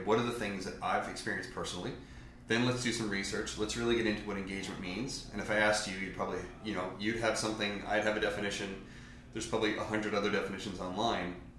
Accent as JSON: {"language": "English", "region": "Newfoundland and Labrador", "country": "Canada", "said": "I'm from Newfoundland."}